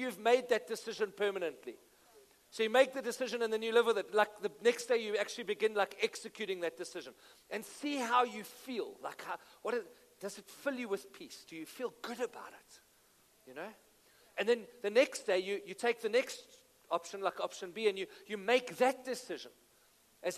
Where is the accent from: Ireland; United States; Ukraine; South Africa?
South Africa; Benoni, Gauteng; I'm from Benoni. I love Benoni.